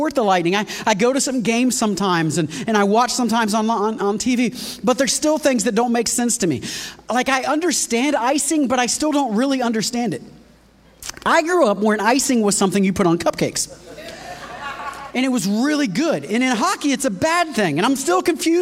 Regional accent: Florida, United States; I grew up in Florida

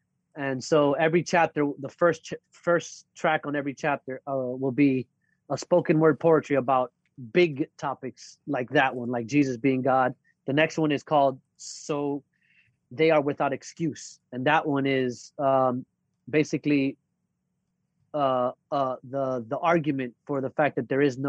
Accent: North Miami Beach, Florida, United States; moved away as an adult; now in New York, United States; I was born in New York, but I was raised in North Miami Beach, Florida.

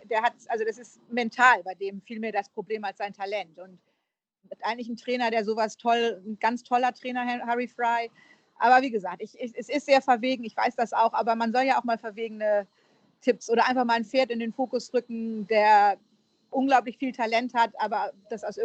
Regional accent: Northern England, United Kingdom; accent: northern English; Ich habe ja einen nordenglischen Akzent.

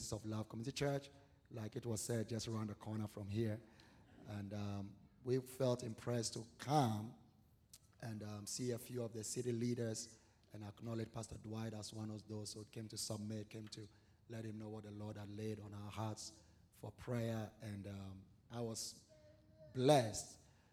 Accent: Ghana; moved away as an adult; I'm originally from Ghana, West Africa. Been here almost 20 years

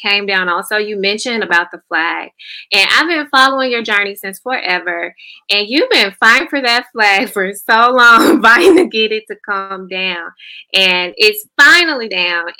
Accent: Grenada, Mississippi, United States; I'm from Grenada

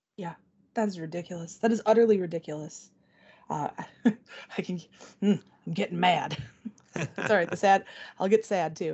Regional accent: Benton Harbor, Michigan, United States; also born or lived in Wisconsin; I grew up in the Benton Harbor area

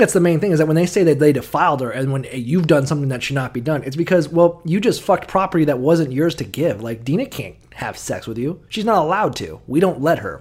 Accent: the South, United States; moved away; growing up in the South, as I did, at least for some of the time

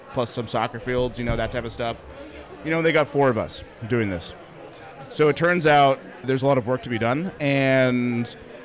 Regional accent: Olympia, Washington, United States; I'm from Olympia, Washington

